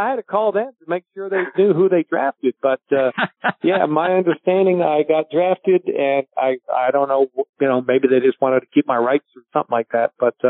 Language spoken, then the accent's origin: English; Victoria, British Columbia, Canada; because of being Canadian, I was inducted into the Victoria Sports Hall of Fame.